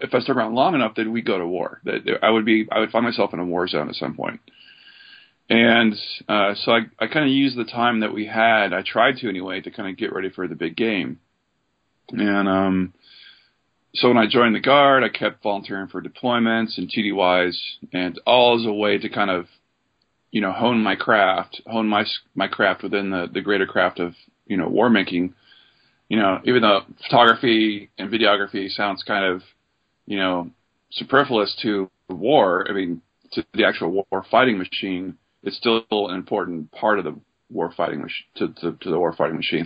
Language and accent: English; Oregon, United States; moved away as an adult; also born or lived in Seattle; I grew up in Oregon